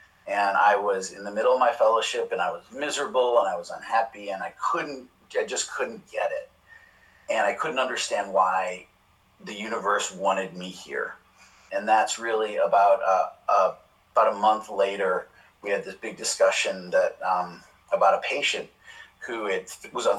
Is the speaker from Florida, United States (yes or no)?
no; Chicago, Illinois, United States; moved away as an adult; also born or lived in Baltimore; I grew up in Chicago